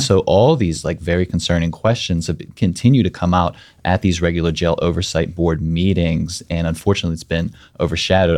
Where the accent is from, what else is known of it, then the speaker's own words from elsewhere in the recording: Mon Valley, Pennsylvania, United States; I grew up in the Mon Valley